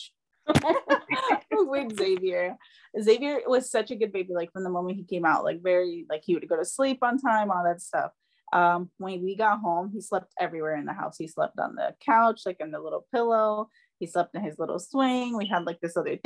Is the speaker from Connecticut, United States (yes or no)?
no; New York, United States; moved away; we're from New York